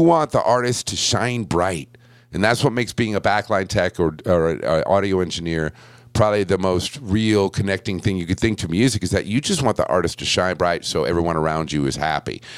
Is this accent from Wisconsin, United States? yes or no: no; Buffalo, New York, United States; I was born in Buffalo